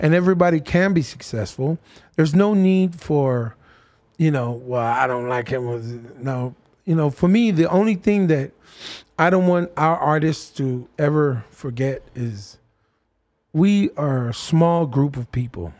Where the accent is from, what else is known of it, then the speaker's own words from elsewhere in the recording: Fiji; I grew up in Fiji and there was one radio station